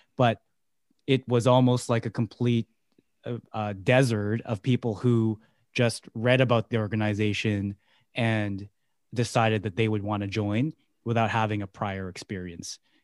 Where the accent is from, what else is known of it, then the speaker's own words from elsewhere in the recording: Vancouver, British Columbia, Canada; born and raised in Vancouver